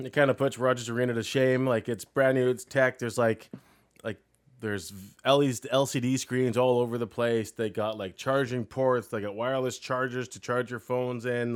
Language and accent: English; Canada; we're from Canada